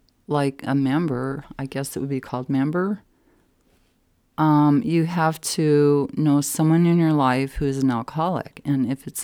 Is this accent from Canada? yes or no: no; Denver, Colorado, United States; also born or lived in San Mateo, California / Fort Collins; No, I was born in California, San Mateo, and up by San Francisco. It's a suburb. And then my parents moved to Fort Collins. And then I ended up in the Denver metro area in 4th grade.